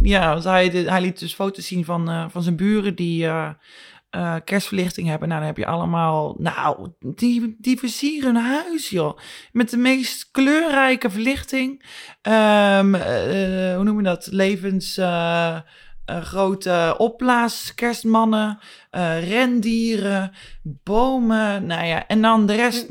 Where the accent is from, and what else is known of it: Netherlands; born or raised there; moved away